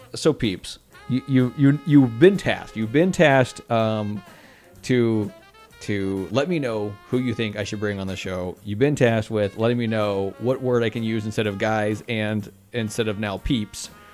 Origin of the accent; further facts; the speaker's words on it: Texas, United States; I'm a Texan and I say y'all.